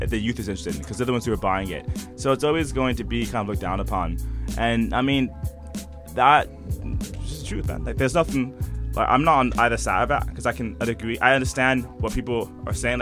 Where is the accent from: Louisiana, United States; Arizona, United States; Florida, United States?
Florida, United States; Orlando; I grew up in Orlando, Florida at that point